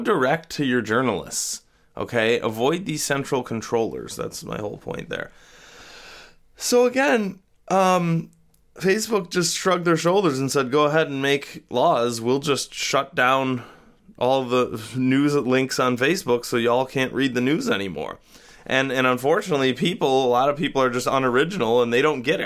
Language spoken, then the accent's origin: English; Rochester, United States; I'm no longer confined to my hometown